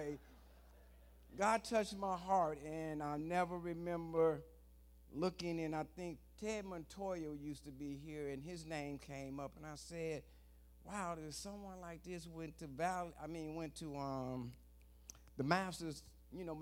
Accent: Detroit, Michigan, United States; moved away as an adult; now in California, United States; I come from Detroit, Michigan. I came up as a gangster back there

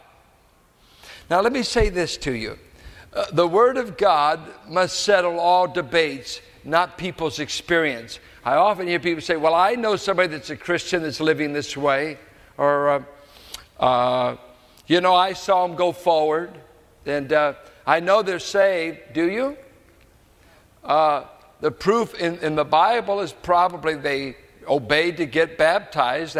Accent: United States; I am an American

